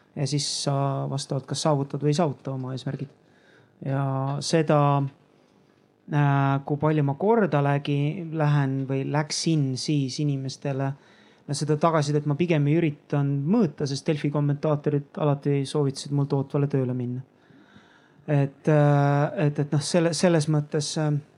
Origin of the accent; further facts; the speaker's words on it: Tallinn, Harju County, Estonia; ma olen Nõmmelt välja kasvanud